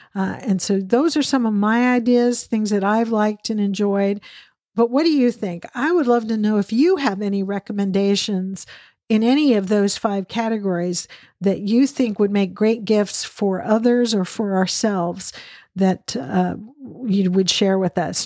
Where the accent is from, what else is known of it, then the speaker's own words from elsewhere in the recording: Western Washington State, United States; also born or lived in Texas; now in Dallas area, Texas, United States; I grew up in Western Washington State where the ocean was, you know, not far away at all